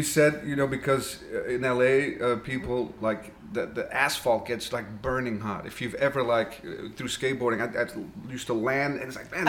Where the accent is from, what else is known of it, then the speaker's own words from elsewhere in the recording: Flanders, Belgium; accent: Flemish; first language Flemish; English is a second language; And then in Belgium, we got a dialect like what American English is to British.